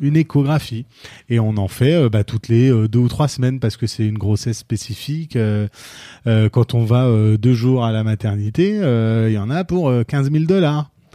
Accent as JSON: {"language": "French", "country": "France", "said": "on est aux États-Unis et que nous on est français"}